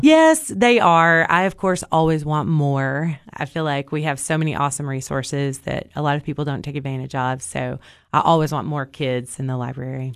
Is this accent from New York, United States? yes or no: no; Cookeville, Tennessee, United States; I was born and raised in Cookville